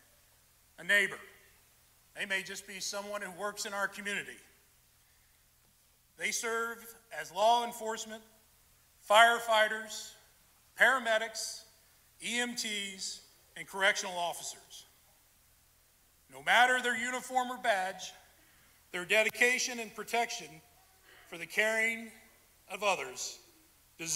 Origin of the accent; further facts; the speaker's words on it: Vandalia, Illinois, United States; I am from Vandalia, was raised there, went to school there